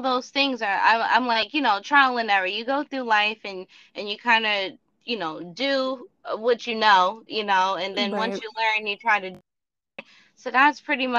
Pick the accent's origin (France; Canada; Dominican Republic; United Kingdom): Dominican Republic; moved away; also born or lived in Orlando, Florida; I'm from Dominican background, so back in the country like where I come from, we grew up like on farms